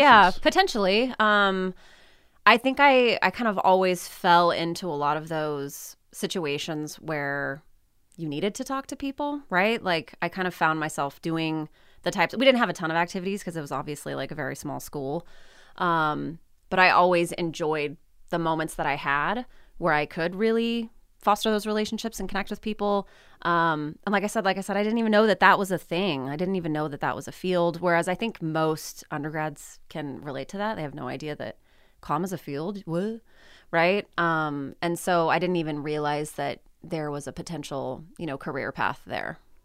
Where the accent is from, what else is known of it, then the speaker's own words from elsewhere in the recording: California City, California, United States; moved away as an adult; also born or lived in Humboldt State University, Northern California; They still live in my, uh, you know, the town, the home that I grew up in. My husband is also from California City.